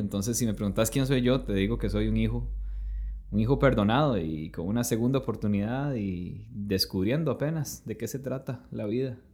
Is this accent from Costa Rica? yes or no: yes; Costa Rica; somos costarricenses